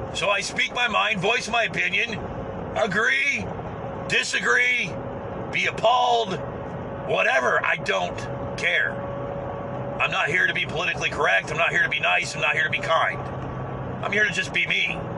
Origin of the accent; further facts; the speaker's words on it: United States; I'm an American.